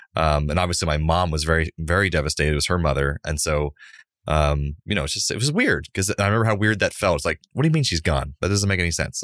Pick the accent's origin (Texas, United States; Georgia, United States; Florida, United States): Florida, United States; Central; born or raised there